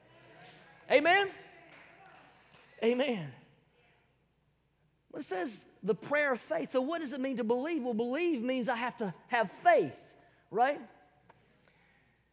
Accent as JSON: {"language": "English", "region": "South Carolina", "country": "United States", "said": "I'm from South Kakalaki"}